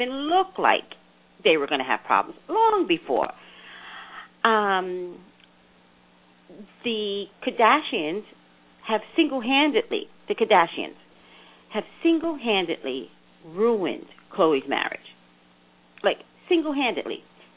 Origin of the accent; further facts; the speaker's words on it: New York City, New York, United States; now in California, United States; I'm from New York City